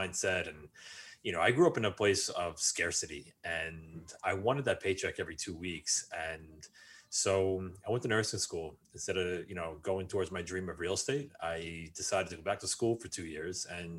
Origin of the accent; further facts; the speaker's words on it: New York, United States; I grew up just outside of New York City